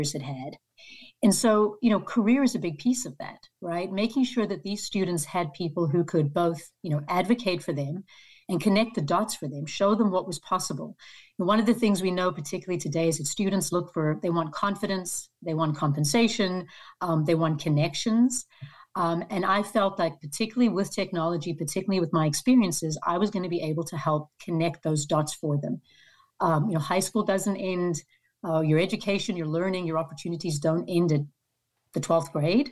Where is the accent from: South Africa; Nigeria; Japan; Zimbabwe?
South Africa; moved away as an adult; also born or lived in Arkansas; now in United States; I was born and raised in South Africa